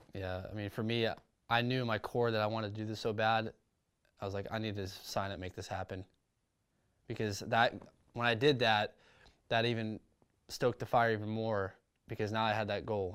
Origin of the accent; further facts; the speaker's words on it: Huntington Beach, California, United States; growing up, Southern California, grew up in a city called Huntington Beach